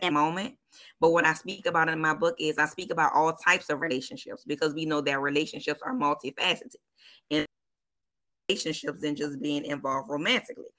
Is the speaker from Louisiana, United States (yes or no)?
yes; New Orleans, Louisiana, United States; born and raised in New Orleans, 504 for show.